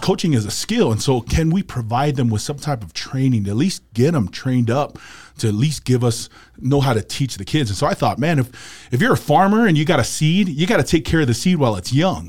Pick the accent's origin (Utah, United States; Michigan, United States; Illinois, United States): Utah, United States; Salt Lake City; born, raised here in Salt Lake City, Utah